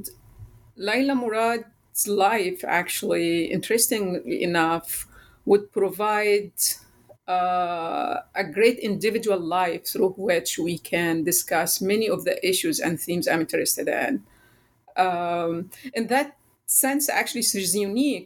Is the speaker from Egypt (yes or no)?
yes; Egypt; moved away as an adult; now in United States; I was born and raised in Egypt